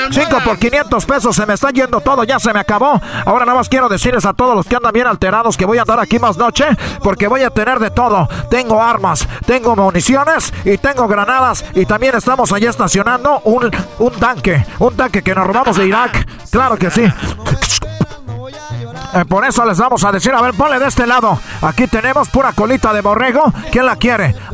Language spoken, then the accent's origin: Spanish; Ecatepec, State of Mexico, Mexico; Me, un placer estar aquí en mi Michoacán vendiendo todo. somos del Estado de México, de allá de Ecatepec.